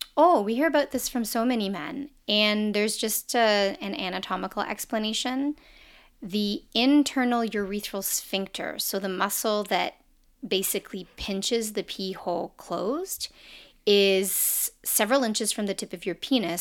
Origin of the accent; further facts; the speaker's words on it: Canada; accent: Canadian; my Canadian accent